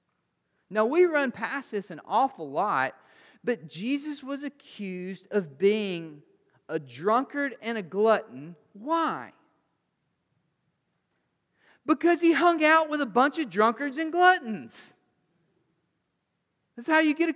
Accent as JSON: {"language": "English", "region": "Alabama", "country": "United States", "said": "I'm a redneck from Alabama"}